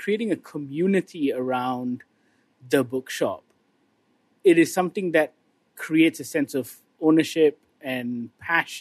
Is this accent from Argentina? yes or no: no; Malaysia; as a Malaysian